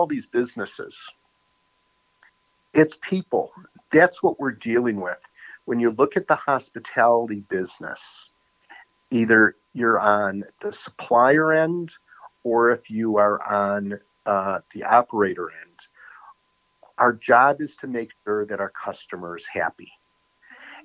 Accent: New York City, New York, United States; also born or lived in Arizona; now in Wisconsin, United States; From New York City

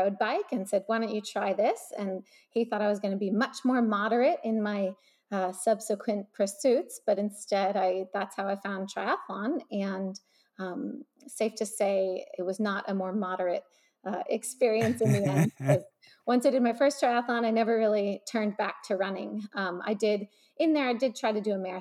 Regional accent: Philadelphia, Pennsylvania, United States; moved away as an adult; also born or lived in Tennessee; now in Southern California, United States; I grew up in Philadelphia. I was an East Coast girl

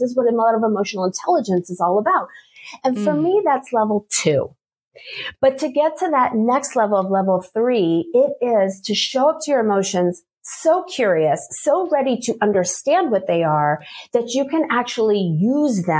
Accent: New York, United States; moved away as an adult; also born or lived in Maryland / Washington, D.C.; now in Switzerland; I am originally from New York

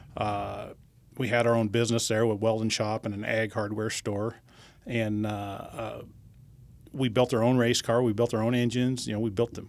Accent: Bakersfield, California, United States; also born or lived in Los Angeles area, California; I grew up in, uh, Southern California, and my dad raced midgets

